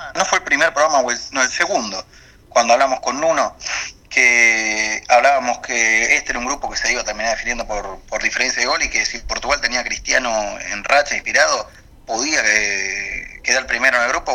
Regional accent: Argentina

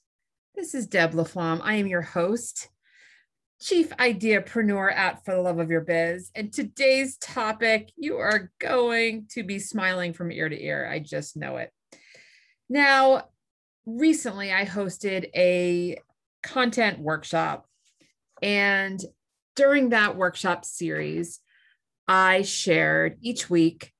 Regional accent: Massachusetts, United States; I grew up in Massachusetts

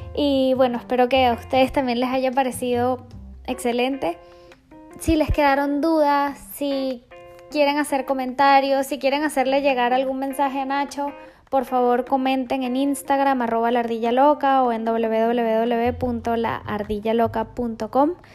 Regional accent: Venezuela; soy venezolana

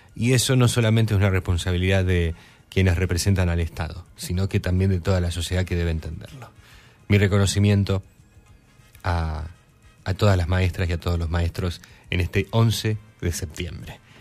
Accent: Argentina

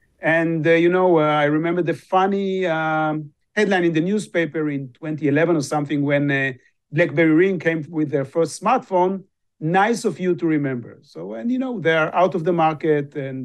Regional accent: Israel; English is a second language; And, I come from Israel. Israel is well known as the startup nation.

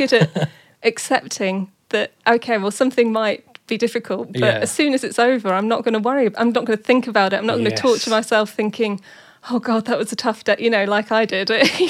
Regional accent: Cayman Islands; born there; but I was born in the Caribbean. I was born in the Cayman Islands.

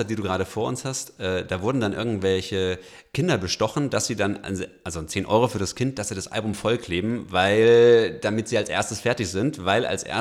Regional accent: Bavaria, Germany; Ich komme aus Franken, da ist das alles noch ein bisschen kleiner

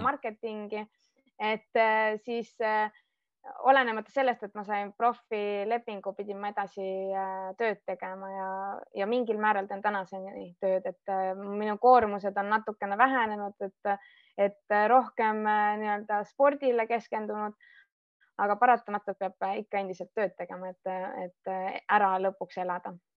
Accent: Estonia; moved away as an adult; ma kolisin Eestist ära ma võtsin küll oma koera ja abikaasa kaasa, aga ülejäänud pereelud ja kõik oma sõbrad ma pidin maha jätma

